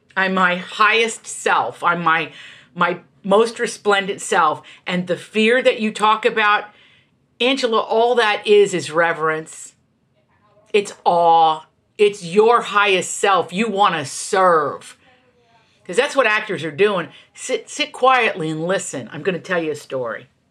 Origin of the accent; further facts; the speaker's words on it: Appalachia, United States; moved away as an adult; also born or lived in Virginia / New York; I come from Appalachia.